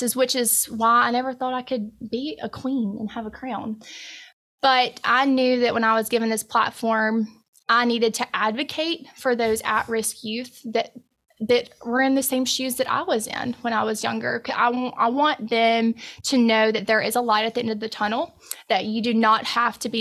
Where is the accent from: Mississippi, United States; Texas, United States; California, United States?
Mississippi, United States; Columbus; now in Oxford, United States; I grew up in Columbus, Mississippi